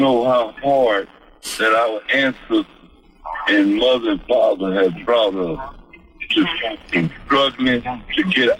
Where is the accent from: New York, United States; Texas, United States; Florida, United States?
Texas, United States; Greenville; I'm 71 years old. I'm from Greenville, Texas.